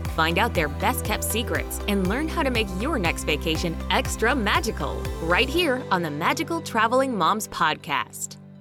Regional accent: Northern California, United States; I grew up in Northern California. I've been a Cali girl my whole life transitioned to Southern California in when I went to college, UCLA.

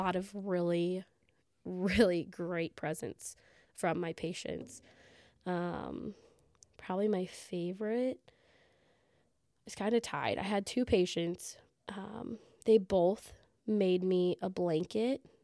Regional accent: Southern Illinois, United States; I'm from Southern Illinois, working in a real small rural hospital

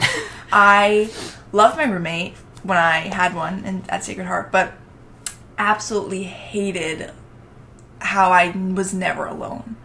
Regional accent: Long Island, New York, United States; from Long Island, New York

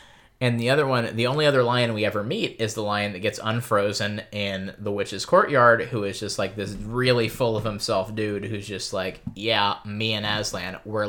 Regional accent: United States; I'm American.

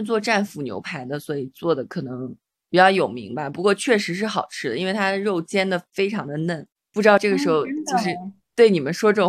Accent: Xi'an, Shaanxi, China; 因为我其实作为一个在西安长大的人，我其实还挺少去回民街的，因为嗯，一直觉得它是一个游客比较聚集的地方。

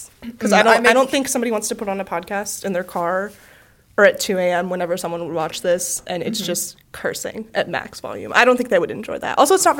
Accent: Louisville, Kentucky, United States; So I am from Louisville, Kentucky. My family is from upstate New York.

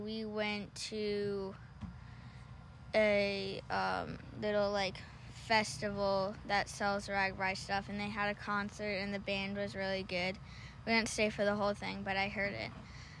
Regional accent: Edina, Minnesota, United States; I am from Edina, Minnesota.

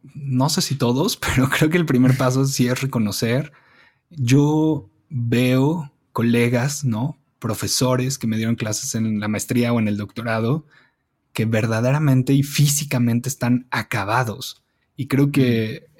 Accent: Mexico City, Mexico; Yo crecí en la Condesa, desde, mm, desde que nací, nací en la colonia Condesa

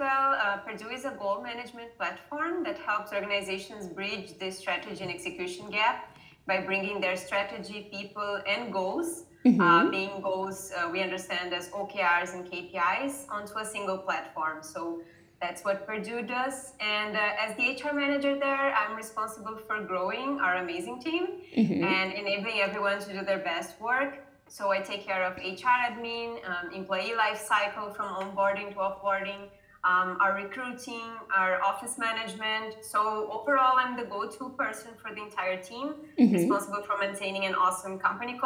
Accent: Brazil; moved away as an adult; also born or lived in Mumbai, India; now in Berlin, Germany; I worked for a few companies there in my hometown in Brazil

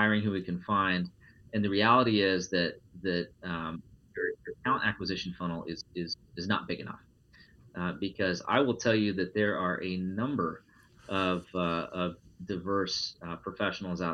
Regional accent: Iowa, United States; I'm a straight white male born and raised in Iowa

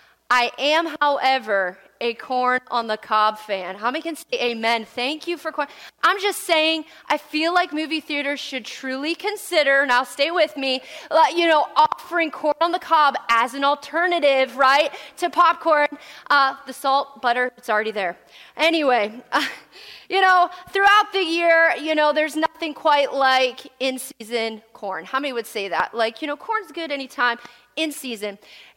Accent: Pennsylvania, United States; also born or lived in West Virginia, United States; I was born and raised in Pennsylvania the entirety of my life, all except for 1 year

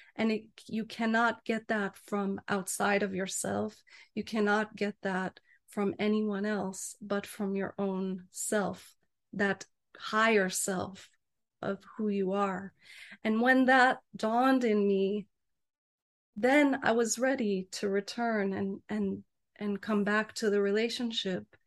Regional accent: United States; I'm American

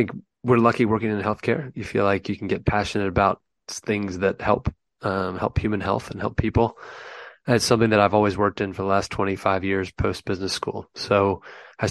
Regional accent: United States; accent: American; moved away as an adult; now in London, United Kingdom; as you can tell by my funny accent, I'm an American. They shipped me over here in 2010 to help the European operation get up off the ground

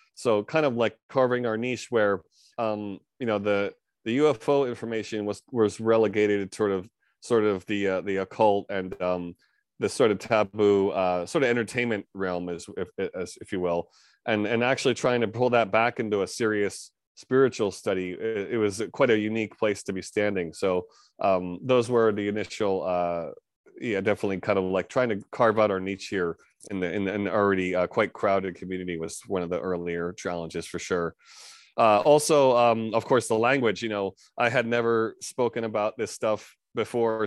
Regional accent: New York area, United States; moved away as an adult; now in Japan; born and raised in America, New York area

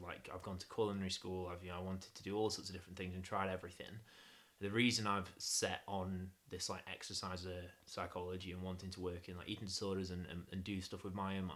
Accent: Stoke-on-Trent, West Midlands, United Kingdom; accent: northernish; also born or lived in Durham; I come from Stoke-on-Trent

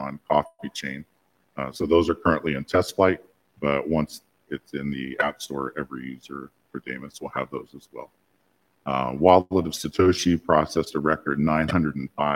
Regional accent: the U.S. South, United States; I'm from the South, the U.S. South

